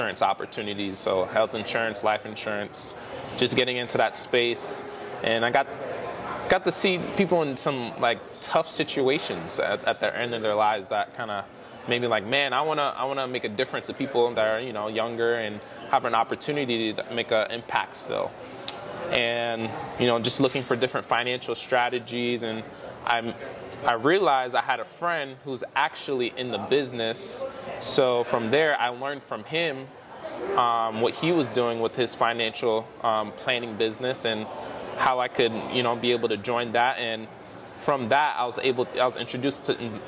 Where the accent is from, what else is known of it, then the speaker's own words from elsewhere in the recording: South Florida, United States; I am from South Florida, born and raised there